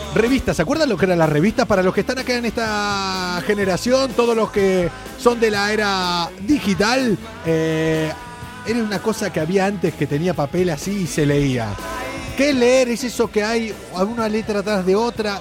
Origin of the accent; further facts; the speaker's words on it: Argentina; now in Spain; Soy argentino, fui futbolista